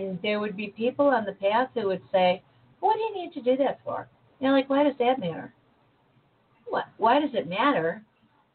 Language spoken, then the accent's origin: English; United States; I am an American. I was born here. I was raised here